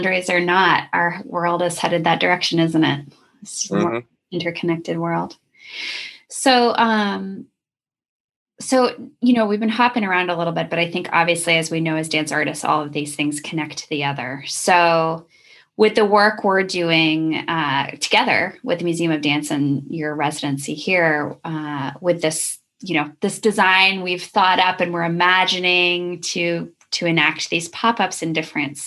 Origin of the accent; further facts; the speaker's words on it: New Mexico, United States; a child of the 80s, right, growing up in New Mexico, playing outside with worms and bugs